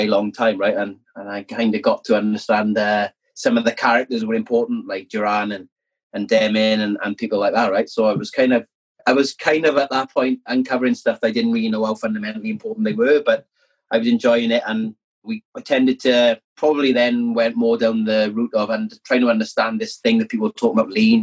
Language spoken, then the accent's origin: English; South Wales, United Kingdom; growing up in South Wales